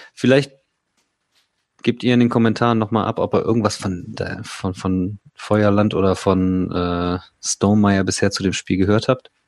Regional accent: Remscheid, North Rhine-Westphalia, Germany; ich bin auch aus Remscheid

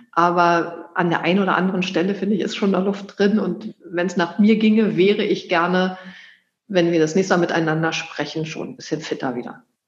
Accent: Germany; Ich bin in der DDR groß geworden

